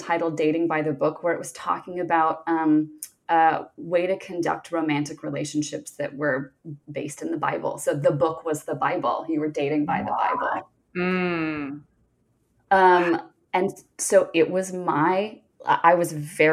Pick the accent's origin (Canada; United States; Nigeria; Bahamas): United States; the South; moved away as an adult; also born or lived in Northeast US; now in Northeast, United States; I grew up in the South. I live in the Northeast now, but I grew up in the South.